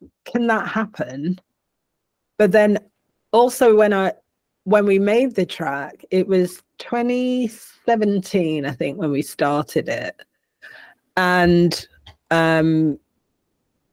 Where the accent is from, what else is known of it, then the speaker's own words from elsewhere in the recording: Manchester, North West England, United Kingdom; I am a Manc, and I am proud of that. I am a Northerner, working class, made good, you know, put it how you will, but I will always be a Manc, and I will always be English